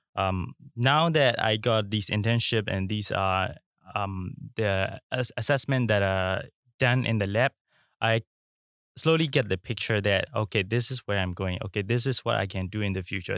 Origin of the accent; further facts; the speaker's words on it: Myanmar; now in Singapore; I'm from Myanmar